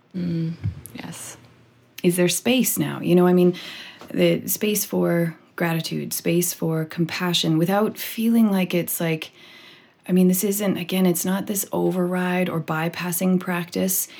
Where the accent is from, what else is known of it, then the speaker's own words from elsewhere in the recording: British Columbia, Canada; I am a white person from Canada, born and raised in British Columbia